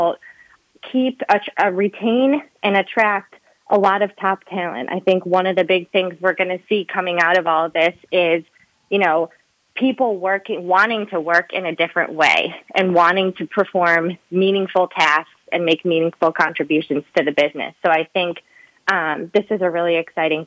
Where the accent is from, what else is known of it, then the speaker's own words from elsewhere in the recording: Midwest, United States; I grew up in the Midwest